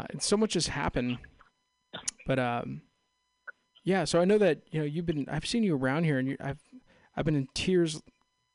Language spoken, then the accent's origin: English; Castro Valley, California, United States; I'm actually from Castro Valley, San Ramon, right there